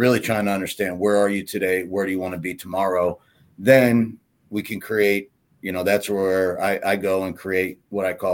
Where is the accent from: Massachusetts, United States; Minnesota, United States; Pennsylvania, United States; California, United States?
Pennsylvania, United States; Pittsburgh; moved away as an adult; now in Illinois, United States; I grew up in Pittsburgh